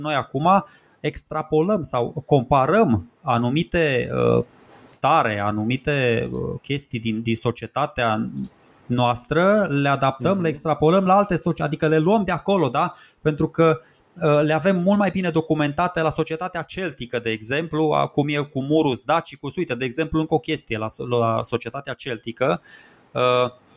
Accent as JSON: {"language": "Romanian", "country": "Romania", "said": "suntem români"}